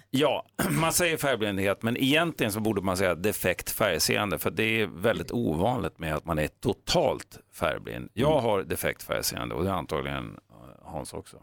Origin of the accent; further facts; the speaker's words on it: Jämtland, Sweden; under min uppväxt uppe i Jämtland